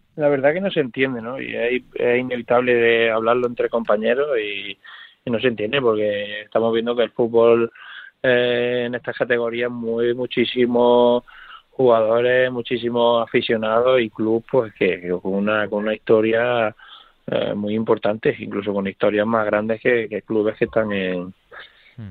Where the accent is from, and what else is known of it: Córdoba, Andalusia, Spain; born or raised there; moved away